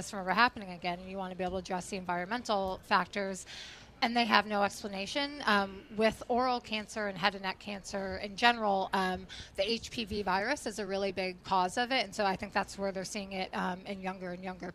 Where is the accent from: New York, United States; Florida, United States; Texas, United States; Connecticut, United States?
Connecticut, United States; now in Providence, United States; Growing up in Connecticut